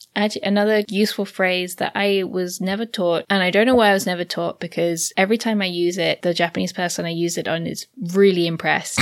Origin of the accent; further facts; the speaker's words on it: United Kingdom; I'm British